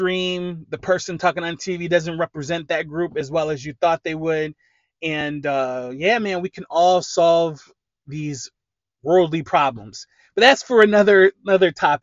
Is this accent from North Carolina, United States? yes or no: no; Lorain, Ohio, United States; I'm from Lorain, Ohio. That is about half hour west of Cleveland